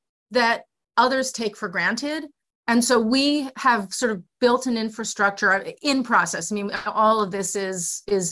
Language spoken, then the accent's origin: English; Philadelphia, Pennsylvania, United States; now in Baltimore, United States; I'm a native of Philly. I'm a city kid from, you know, downtown Philly